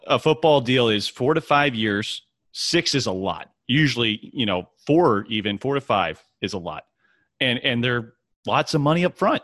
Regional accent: Overland Park, Kansas, United States; now in Dallas, United States; I'm originally from Kansas City, Overland Park, to be specific. I live here in Dallas

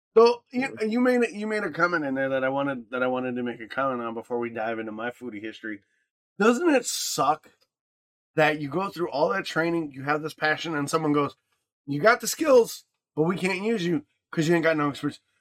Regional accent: Michigan, United States; growing up in Michigan

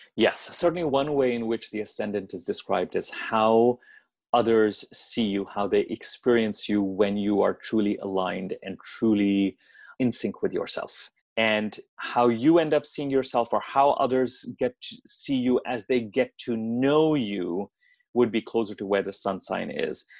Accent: Delhi, India; moved away as an adult; now in United States; I grew up in Delhi. I grew up in India. I was there till I was 17. And then I came to the States to go to college

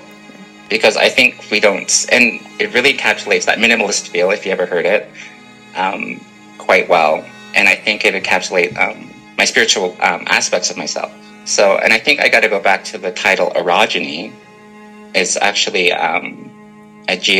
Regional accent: Canada; I am a Canadian

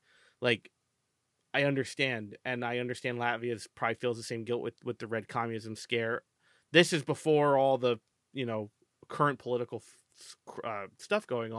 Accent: United States; I'm American.

